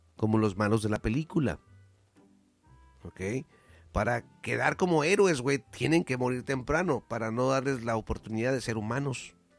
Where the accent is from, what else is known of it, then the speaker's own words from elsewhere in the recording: Mexico; yo como mexicano